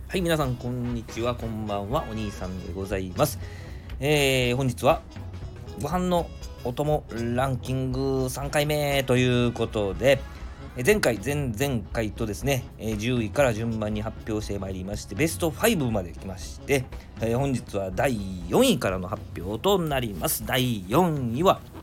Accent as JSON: {"language": "Japanese", "region": "Nara", "country": "Japan", "tie": "born or raised there", "said": "生まれは奈良"}